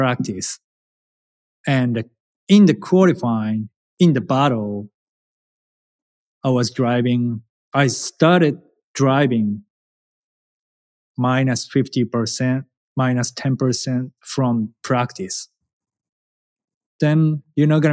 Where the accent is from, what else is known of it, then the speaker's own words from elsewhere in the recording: Japan; English is a second language; moved away as an adult; now in United States; I am a challenger from Japan